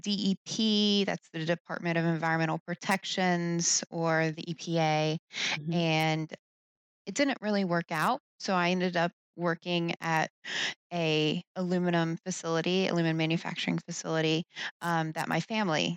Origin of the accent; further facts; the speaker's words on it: West Virginia, United States; moved away; also born or lived in Pennsylvania; I was originally from West Virginia